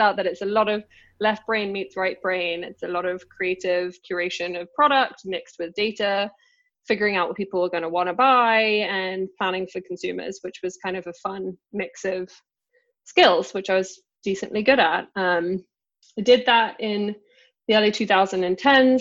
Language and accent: English; London, United Kingdom; accent: English; moved away as an adult; now in China; I just grew up in London